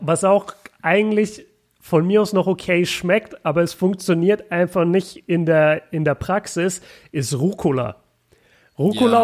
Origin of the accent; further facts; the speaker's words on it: Germany; als Deutscher